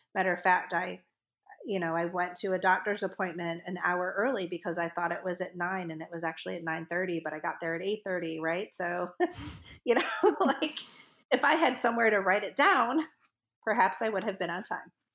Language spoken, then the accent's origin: English; the North, United States; accent: northern; also born or lived in the South (US); now in US South; my northern accent comes out when I talk to people from the North